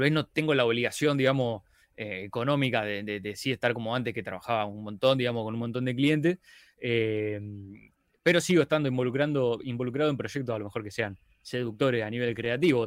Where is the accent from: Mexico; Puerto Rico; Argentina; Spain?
Argentina; Rosario, Santa Fe; soy de Rosario, Argentina